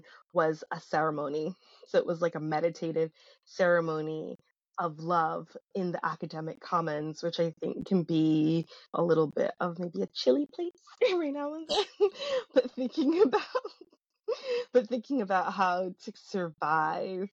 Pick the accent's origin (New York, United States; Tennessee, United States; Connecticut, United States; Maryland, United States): New York, United States; New York City; I was born and raised in Brooklyn.